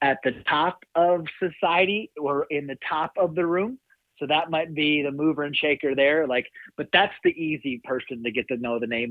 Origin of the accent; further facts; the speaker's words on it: South Dakota, United States; also born or lived in Kentucky; I'm born and raised in South Dakota